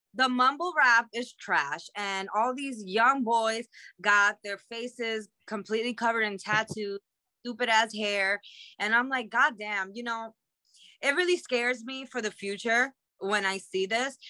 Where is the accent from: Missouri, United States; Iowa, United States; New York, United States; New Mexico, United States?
New York, United States; New York City; I'm from Queens